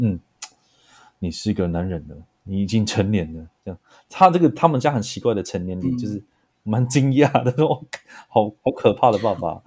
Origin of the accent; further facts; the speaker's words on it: Pingtung County, Taiwan; moved away as an adult; also born or lived in Taipei; 我来自屏东，我是卢凯初的